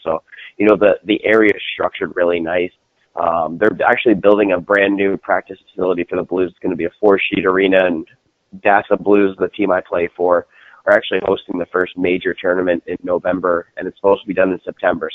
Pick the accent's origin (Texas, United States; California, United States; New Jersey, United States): New Jersey, United States; now in St. Louis, United States; So I'm based out of St. Louis, Missouri. I uh, I'm originally from New Jersey, and then made the uh, trek out here, and been stuck ever since.